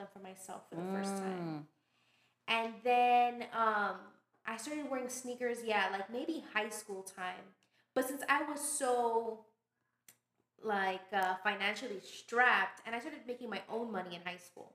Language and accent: English; New York City, New York, United States; moved away as an adult; now in Miami, United States; I grew up in Sunset Park, Brooklyn